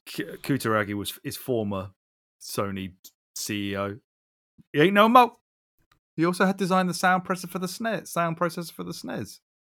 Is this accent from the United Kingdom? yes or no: yes; United Kingdom; we're British